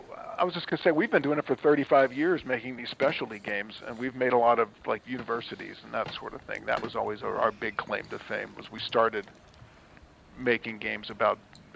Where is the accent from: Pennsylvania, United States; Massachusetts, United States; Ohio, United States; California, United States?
Ohio, United States; Cincinnati; and I'm from Cincinnati.